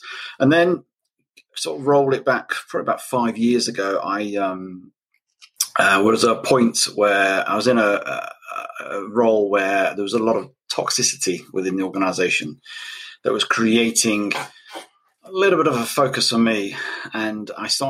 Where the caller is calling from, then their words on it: United Kingdom; I'm all the way from the UK. So I'm ahead of you at the moment.